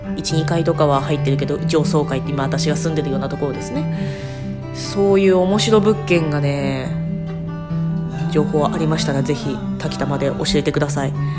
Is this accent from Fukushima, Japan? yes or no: no; Tochigi, Japan; also born or lived in Kanda, Tokyo; now in Tokyo, Japan; 私の地元栃木